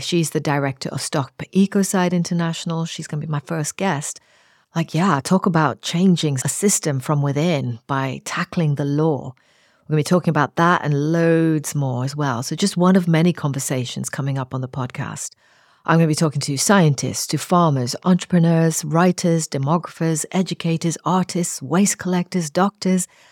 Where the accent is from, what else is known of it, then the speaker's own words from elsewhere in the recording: Nairobi, Kenya; I grew up on the outskirts of Nairobi on the edge of a coffee plantation.